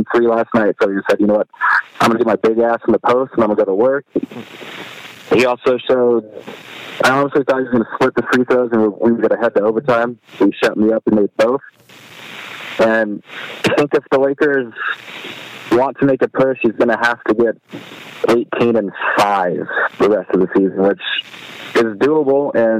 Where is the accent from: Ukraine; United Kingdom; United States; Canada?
United States; Fresno, California; I'm from Fresno